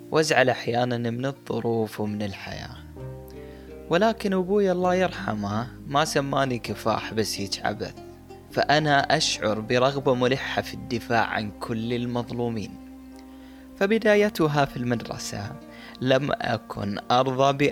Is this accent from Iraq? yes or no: yes; Mosul, Nineveh, Iraq; moved away; أيتها الموصل مدينتي العزيزة كم تحملين من الذكريات فأنت مركز محافظة نينوى والعريقة